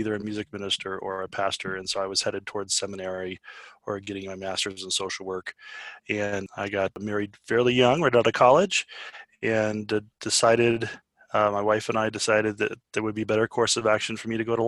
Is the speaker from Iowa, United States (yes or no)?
no; Aurora, Colorado, United States; I'm an Aurora kid.